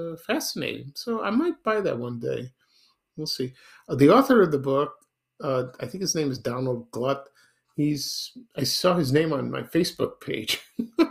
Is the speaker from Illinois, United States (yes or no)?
yes; Chicago, Illinois, United States; I grew up in Chicago over the years